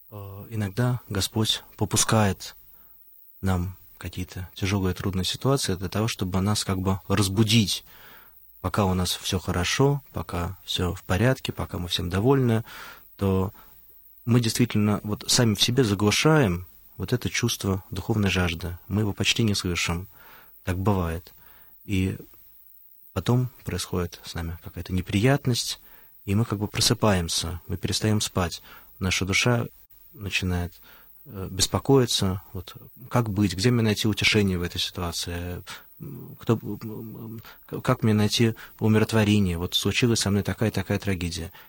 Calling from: Moscow, Russia; Здравствуйте, во-первых … я из Москвы.

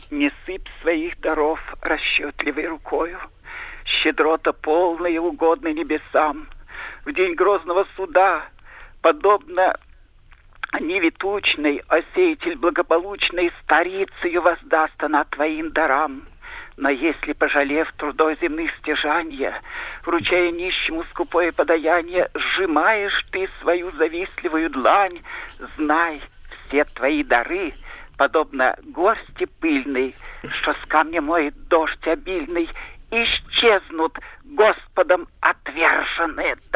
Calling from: Tatarstan, Russia; я из Татарстана.

